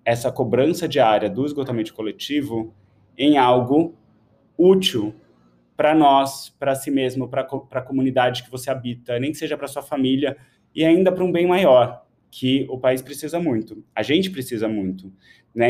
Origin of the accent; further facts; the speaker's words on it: São Paulo, Brazil; eu nasci em São Paulo